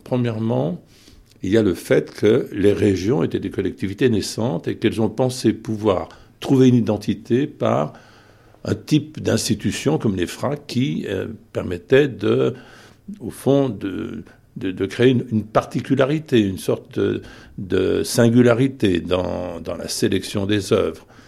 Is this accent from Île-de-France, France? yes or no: no; Saint-Étienne, Auvergne-Rhône-Alpes, France; moi-même j'étais issu de Saint-Étienne